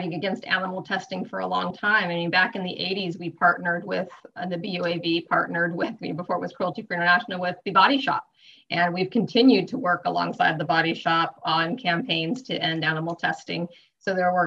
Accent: Sierra foothills of California, United States; I grew up in the Sierra foothills of California. And on a little farm.

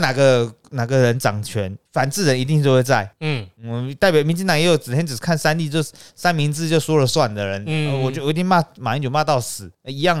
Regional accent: Taiwan; 没有人，为什么我们台湾人都这样？啊，我们要开战的，要快点逃。

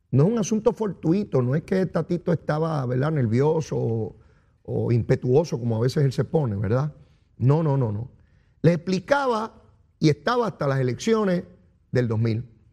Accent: San Juan, Puerto Rico; Soy orgulloso de ser puertorriqueño, de vivir en esta isla

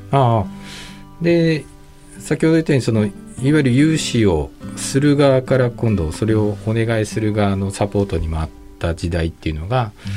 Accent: Tokyo, Japan; moved away as an adult; now in Nagasaki, Japan; 東京で生まれて、まあ、大学卒業までで金融機関までずっと東京だったんですけど

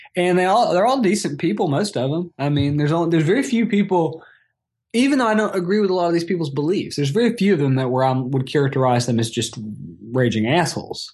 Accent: Atlanta, Georgia, United States; also born or lived in College Park, Georgia / Brighton, United Kingdom / Athens, Georgia; I've ended up moving back to my hometown where I grew up here in suburban Atlanta.

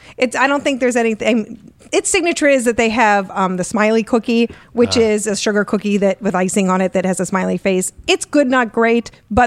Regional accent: Pittsburgh, Pennsylvania, United States; moved away; I'm from Pittsburgh.

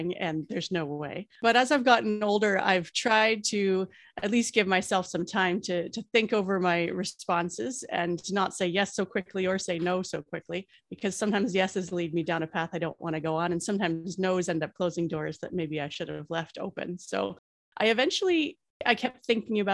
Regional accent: Ontario, Canada; I'm the Canadian voice in the podcast

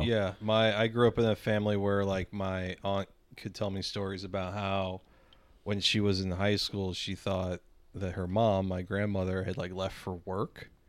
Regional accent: North County, St. Louis, Missouri, United States; growing up in fucking North County and, like, the aughts

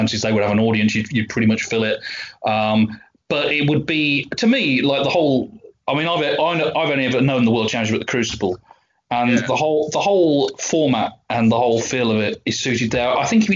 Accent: West Midlands, United Kingdom; I'm from the West Midlands.

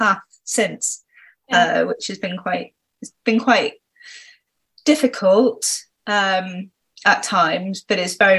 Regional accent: Cornwall, South West England, United Kingdom; Because I grew up in Cornwall, so that meant that I was surfing, free diving, swimming constantly.

